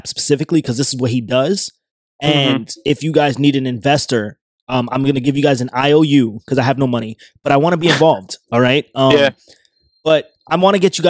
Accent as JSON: {"language": "English", "region": "New York", "country": "United States", "tie": "born or raised there", "said": "when I was a kid growing up in New York"}